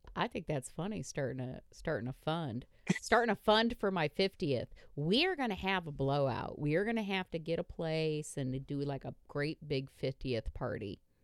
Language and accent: English; Indiana, United States; I'm from Indiana.